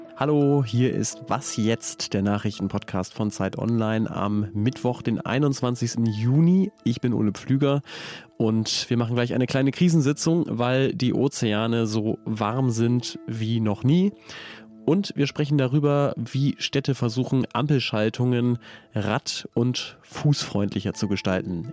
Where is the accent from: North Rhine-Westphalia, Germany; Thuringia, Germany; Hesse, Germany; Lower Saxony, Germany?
Lower Saxony, Germany; Oldenburg; ich komme aus Oldenburg und ich weiß, da regnet es sehr viel